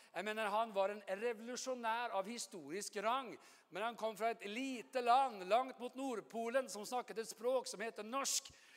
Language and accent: Norwegian; Oslo, Norway; jeg er jo fra Oslo